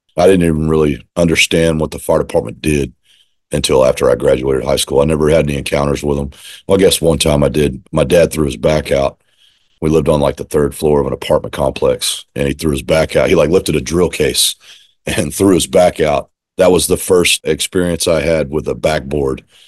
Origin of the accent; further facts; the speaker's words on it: Austin, Texas, United States; now in East Montgomery County, United States; I grew up in Austin. I moved to Austin, Texas when I was four. I was born in where I live now, in East Montgomery County